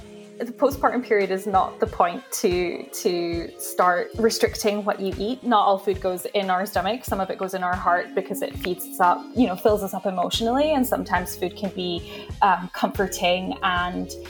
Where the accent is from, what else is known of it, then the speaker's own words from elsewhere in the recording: Aberdeen, Scotland, United Kingdom; moved away as an adult; also born or lived in Texas / Washington, D.C. / upstate New York; now in London, United Kingdom; I grew up in Aberdeen